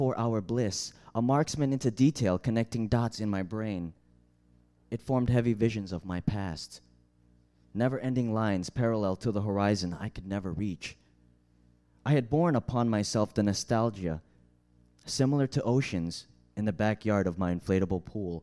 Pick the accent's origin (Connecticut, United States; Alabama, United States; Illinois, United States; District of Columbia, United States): Illinois, United States; Chicago; I'm from Chicago.